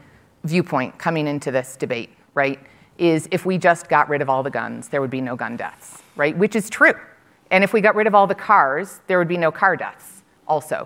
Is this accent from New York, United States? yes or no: yes; Buffalo, New York, United States; I grew up in Buffalo, New York